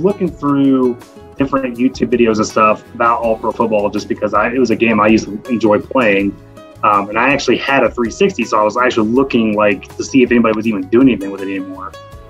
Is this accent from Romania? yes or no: no; Indianapolis, Indiana, United States; So I'm 36. I am from Indianapolis, Indiana. So born and raised in Indy.